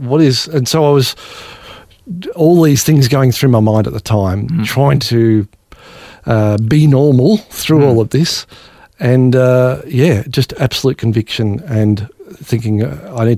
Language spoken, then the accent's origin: English; Australia; growing up in Australia, theoretically a Christian country